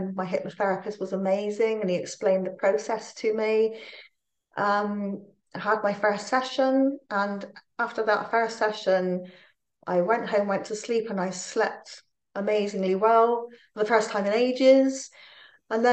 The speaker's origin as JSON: {"language": "English", "town": "Plymouth", "region": "South West England", "country": "United Kingdom", "moved": "yes", "lives_now": "Newport, United Kingdom", "said": "I'm originally from Plymouth"}